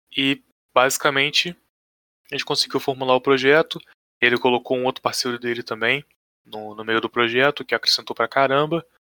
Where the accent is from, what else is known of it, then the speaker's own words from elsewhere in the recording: Pinheiral, Rio de Janeiro, Brazil; Sou de cidade pequena, né? Sou aqui de Pinheiral, cidadezinha minúscula